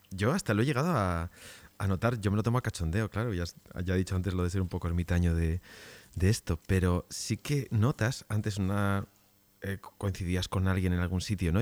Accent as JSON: {"language": "Spanish", "country": "Spain", "said": "como españoles que somos"}